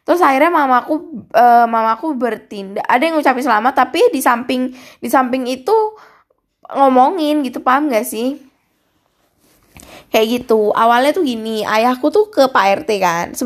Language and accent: Indonesian; Bali, Indonesia; e, eh, gue orang Bali kak uh, eh, gue orang Bali guys e, soalnya gue agama Hindu